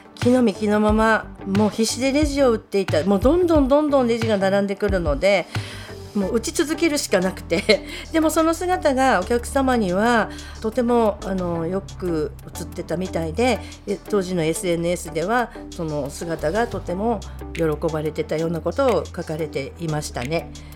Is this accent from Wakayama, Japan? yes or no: no; Abuta, Hokkaido, Japan; also born or lived in Toyako Onsen; 出身は生まれは大木市というところでど田舎なのでちょっと皆さん存じ上げない人もいるかと思いますけど育ったのは虻田町ですと洞爺湖温泉にも3年か4年ぐらいいました